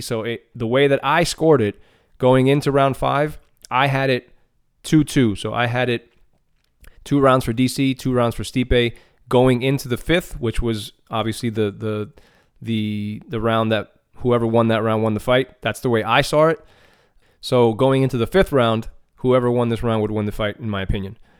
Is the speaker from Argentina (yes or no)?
yes; Argentina; being a Latino myself, you know, I'm from Argentina